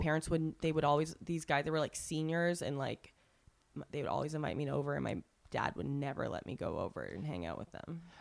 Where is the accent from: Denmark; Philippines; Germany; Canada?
Canada; first language English; now in Los Angeles, United States; I'm Canadian